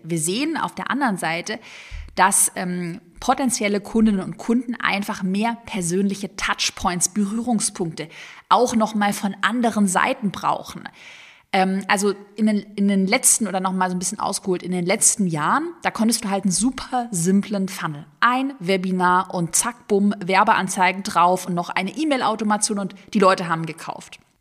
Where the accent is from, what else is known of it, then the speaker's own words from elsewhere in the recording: Sigmaringen, Baden-Württemberg, Germany; Ich bin ja gebürtige Schwäbin. in Sigmaringen auf der Schwäbischen Alb geboren